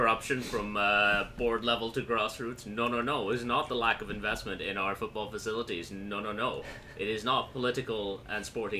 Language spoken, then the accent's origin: English; Pakistan; My grandparents were born in British India. Yeah. That doesn't mean I'm not Pakistani.